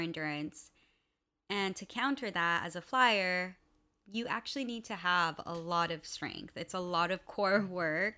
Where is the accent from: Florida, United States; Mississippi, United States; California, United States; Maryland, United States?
California, United States; West Covina; also born or lived in Los Angeles; I was born in California, West Covina specifically, but my family is from Venezuela and Colombia.